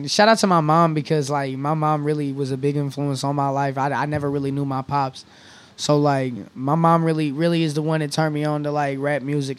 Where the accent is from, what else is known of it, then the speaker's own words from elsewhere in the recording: Indianapolis, Indiana, United States; also born or lived in Shelbyville, Indiana; I grew up in Indianapolis, between Indianapolis and Shelbyville.